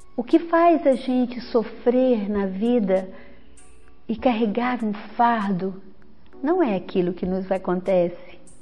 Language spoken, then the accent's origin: Portuguese; interior of Minas Gerais, Brazil; moved away as an adult; also born or lived in Belo Horizonte, Brazil; now in Vitória, Brazil; eu sou mineira, vim do interior de Minas